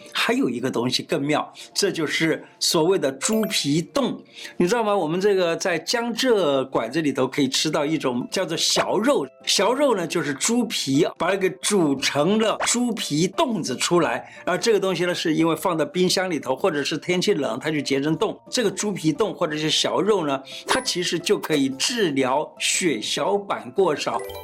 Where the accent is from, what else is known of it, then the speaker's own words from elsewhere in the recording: Taiwan; 我们台湾话叫 Q Q的那个感觉